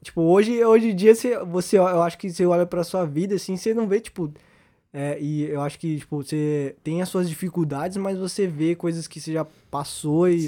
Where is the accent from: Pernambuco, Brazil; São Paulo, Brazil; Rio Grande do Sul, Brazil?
São Paulo, Brazil; Osasco; O Ribeiro é uma é a escola onde a gente estudou aqui em Osasco